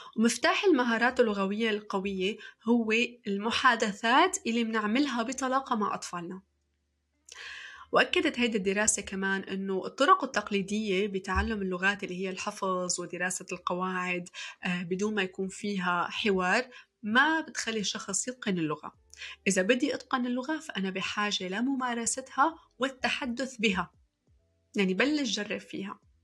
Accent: Syria; also born or lived in Saudi Arabia; now in Montreal, Canada; في سنة 1998 كان اختيار اللغة الثانية في سوريا بالقرعة تماما مثل ما سمعتوا أنا شخصيا سحبت ورقة من كيس وكان مكتوب عليها إنجليزي

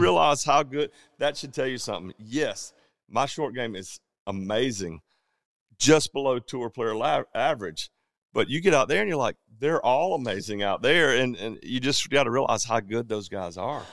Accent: Georgia, United States; We're all from Georgia

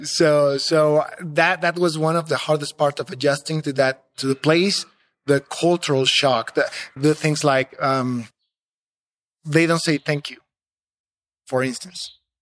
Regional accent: Mexico City, Mexico; moved away as an adult; also born or lived in San Luis Potosí; I was from Mexico City and, and, well, I am from Mexico City. I was living there, working there.

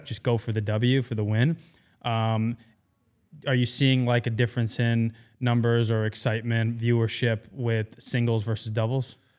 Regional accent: New York, United States; moved away as an adult; I'm born and raised in New York. I moved here two years ago.

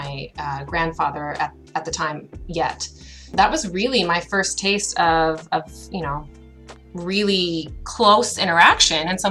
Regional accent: United States; moved away as an adult; now in Canada; I'm from the United States

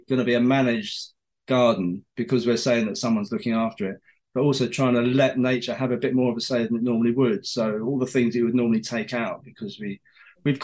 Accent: Porlock, South West England, United Kingdom; I grew up in Somerset, I spent my teenage years in Porlock in Somerset.

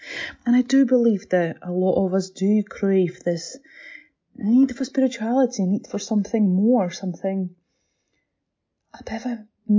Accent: Latvia; born there; English is a second language; I'm not Scottish. I know my accent might fool you, but I'm not Scottish. I was born in Latvia, but I'm from very much Slavic background

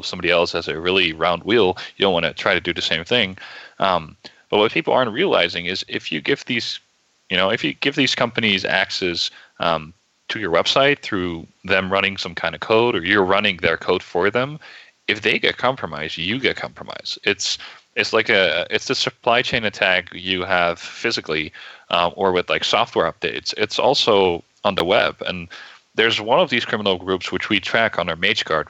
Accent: Netherlands; moved away as an adult; now in United States; I'm originally from the Netherlands. I moved to the U.S. about seven or eight months ago.

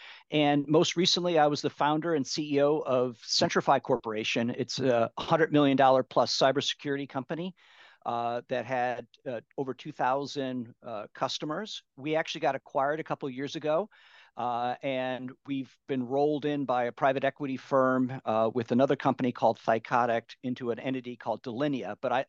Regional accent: Midwest, United States; now in California, United States; So I grew up in the Midwestern part of the U.S. and then right after college, I moved out here to California and been here ever since.

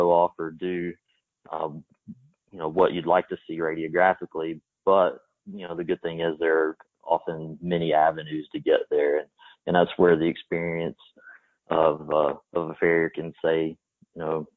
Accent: East Texas, United States; I grew up in East Texas

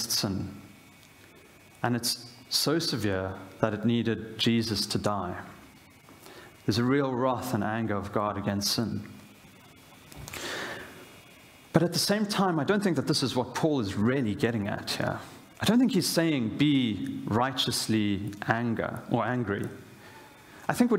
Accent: South Africa; moved away; as a South African

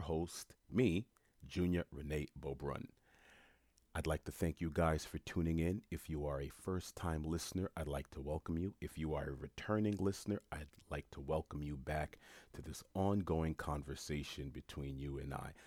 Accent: New York City, New York, United States; moved away as an adult; also born or lived in Florida; I was born and raised in Jamaica, Queens, New York.

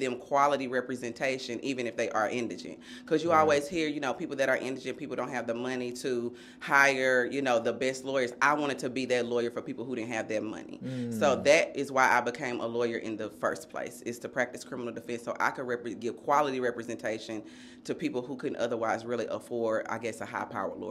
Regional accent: Nashville, Tennessee, United States; I'm a Nashville native. I grew up right here in East Nashville

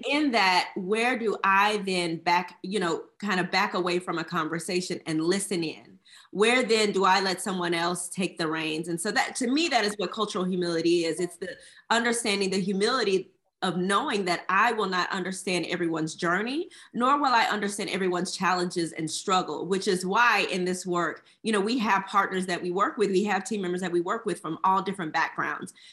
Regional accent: Houston, Texas, United States; I'm originally from Houston, Texas

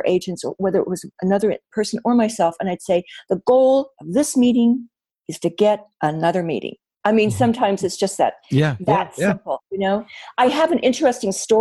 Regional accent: Wyoming, United States; moved away as an adult; I told them all about growing up in Wyoming

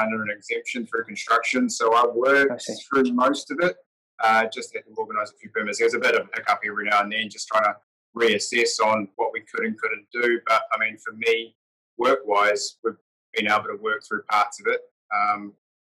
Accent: Mount Maunganui, Bay of Plenty, New Zealand; moved away as an adult; now in Dubai, United Arab Emirates; I was doing my building apprenticeship at the time in my hometown of New Zealand, which is Mount Maunganui

